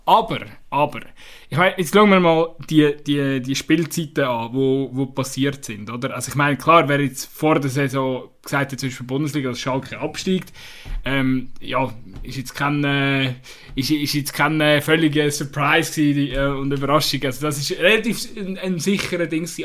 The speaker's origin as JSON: {"language": "German", "country": "Switzerland", "said": "als Schweizer"}